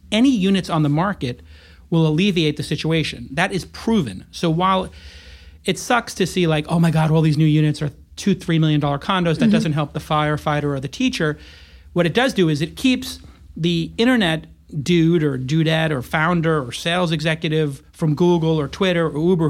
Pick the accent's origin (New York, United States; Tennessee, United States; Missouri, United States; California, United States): New York, United States; also born or lived in Los Angeles, United States; coming from a place like LA and then growing up in New York, is insane to witness.